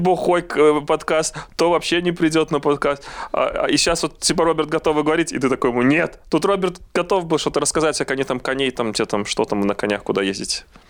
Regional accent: Belarus; also born or lived in Minsk; мы же, белорусы

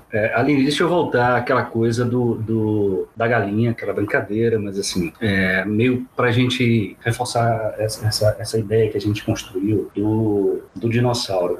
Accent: Apodi, Rio Grande do Norte, Brazil; A cidade de onde eu venho é chamada Pudi, que é uma cidade de nome indígena aqui no interior do estado

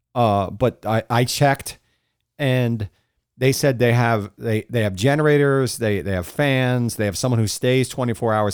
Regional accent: Florida, United States; I grew up in Florida

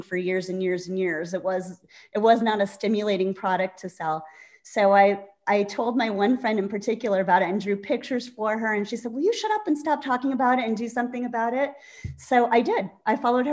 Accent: Scranton, Pennsylvania, United States; moved away; I'm from Scranton, Pennsylvania.

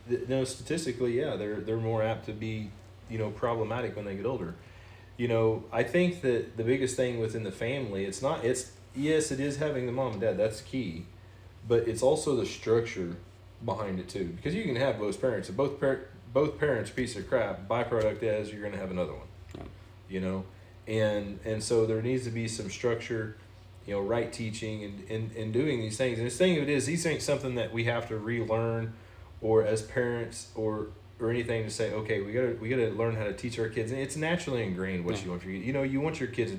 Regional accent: the South, United States; You know, not because I'm from the South

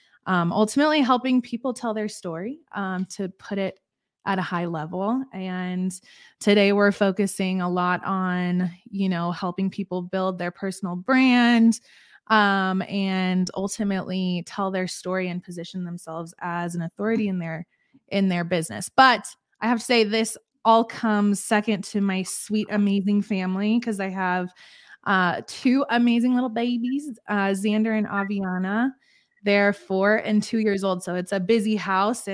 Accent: Colorado, United States; I am from Colorado. Born and raised here in America

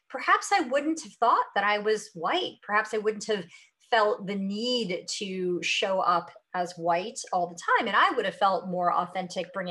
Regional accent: North India, India; And it's funny because I'm North Indian, and yet my favorite food growing up was a South Indian dish.

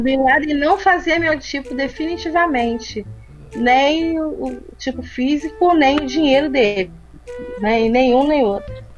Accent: Brazil; eu sou brasileira

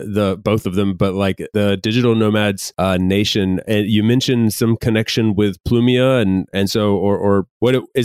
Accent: United States; I'm from the US

